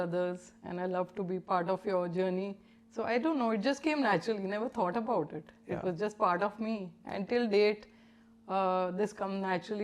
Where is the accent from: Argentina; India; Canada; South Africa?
India; Delhi; that was life in the 70s and 80s and growing up in Delhi